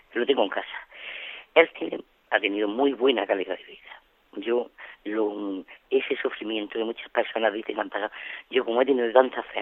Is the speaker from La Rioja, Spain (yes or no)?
no; Almería, Andalusia, Spain; Soy de Almería